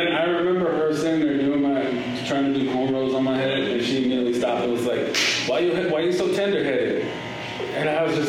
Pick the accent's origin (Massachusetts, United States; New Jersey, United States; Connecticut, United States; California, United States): California, United States; Los Angeles; I grew up in Los Angeles. I grew up in South Central.